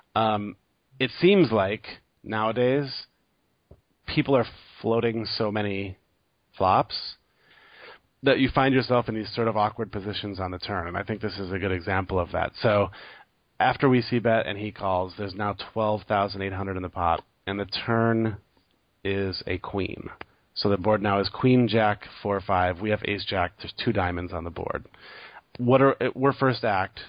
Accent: United States; me being American

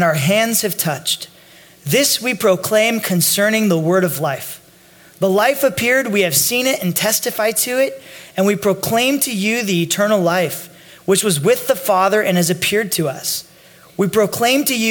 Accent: Northern California, United States; I grew up in Northern California

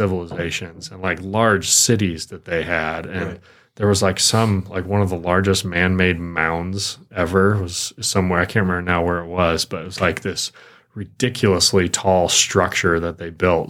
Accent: Michigan, United States; moved away; I grew up in Michigan

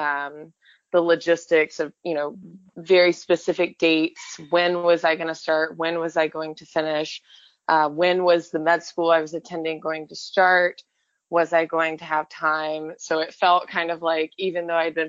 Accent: Birmingham, Alabama, United States; my little brother and I, we grew up in Birmingham, Alabama

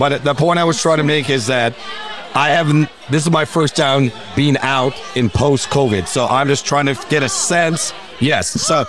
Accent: Jamaica; I'm Jamaican

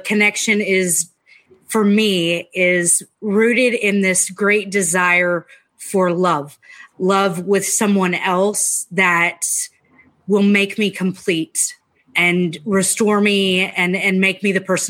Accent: Dallas, Texas, United States; from Dallas

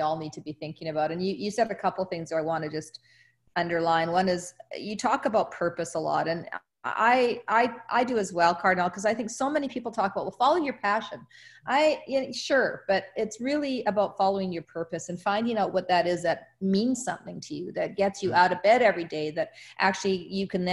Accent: South Africa; moved away; I was born in South Africa, and I've been back to Africa many times

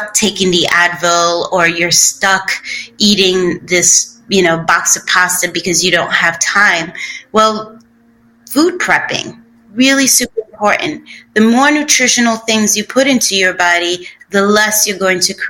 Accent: New York City, New York, United States; moved away; we grew up in Bushwick, and Bushwick Projects in Brooklyn

